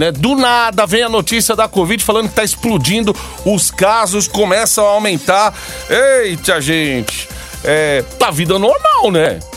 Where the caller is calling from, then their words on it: Guarulhos, São Paulo, Brazil; Eu saí de casa, eu saí, de Guarulhos 6h20 da manhã, peguei garoa na Dutra, bem parada, bem estacionada.